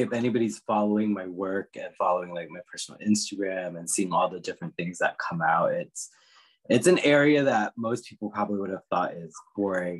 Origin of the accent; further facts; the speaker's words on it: Northern Virginia, United States; also born or lived in Washington, D.C. area; now in California, United States; I grew up in Northern Virginia, where I would say 80% of the population around me was Caucasian